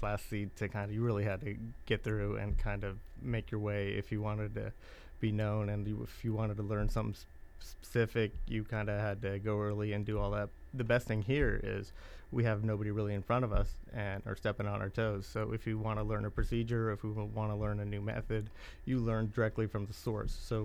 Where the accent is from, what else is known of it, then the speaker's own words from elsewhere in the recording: Modesto, California, United States; moved away as an adult; also born or lived in India; now in Indiana, United States; I was born in India. I was raised in California, Modesto, California